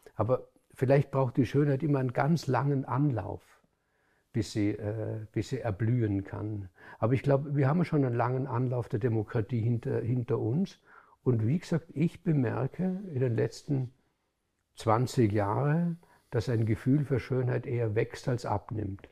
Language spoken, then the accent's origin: German; Hohenems, Vorarlberg, Austria; In Hohenems, wo ich, wo ich aufgewachsen bin